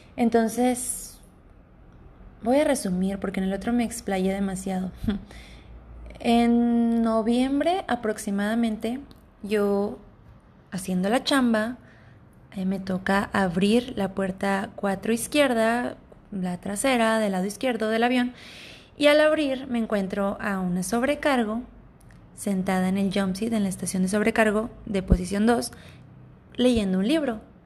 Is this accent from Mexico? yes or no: yes; Ciudad Obregón, Sonora, Mexico; cercana de la ciudad natal de donde yo soy, yo soy de Ciudad Obregón, Sonora, México, municipio de Cajeme